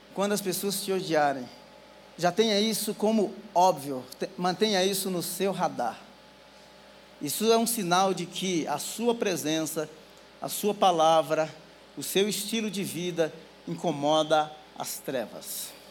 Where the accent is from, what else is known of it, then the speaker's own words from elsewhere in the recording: Northeast Region, Brazil; Eu sou nordestino